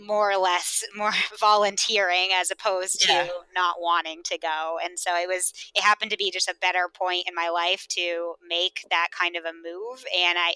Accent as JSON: {"language": "English", "region": "Vermont", "country": "United States", "tie": "born or raised there", "also_born_or_lived": "Austin", "moved": "as an adult", "lives_now": "Boston, United States", "said": "I grew up in Vermont"}